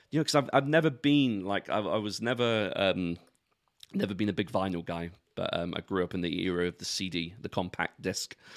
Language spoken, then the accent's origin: English; London, United Kingdom; where I grew up in London